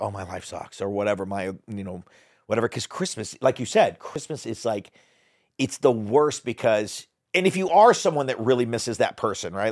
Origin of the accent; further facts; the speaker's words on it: Dallas, Texas, United States; also born or lived in Hollywood, California; now in Bentonville, United States; I grew up in Texas. People are super sweet there, but it was still a big ta- big city. I lived in the middle of Dallas